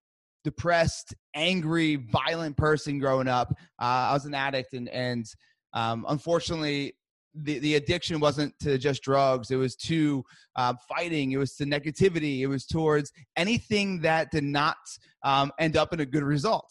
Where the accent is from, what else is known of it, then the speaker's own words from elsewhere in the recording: New Jersey, United States; I'm from Jersey. I'm Italian.